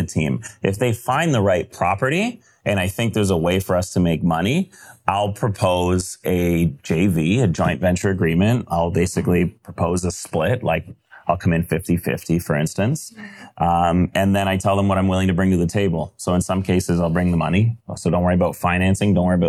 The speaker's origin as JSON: {"language": "English", "country": "Canada", "said": "I'm Canadian"}